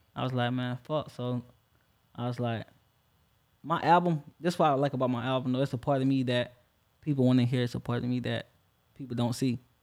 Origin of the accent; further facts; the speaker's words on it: Orangeburg, South Carolina, United States; now in Jacksonville, United States; South Carolina, Orangeburg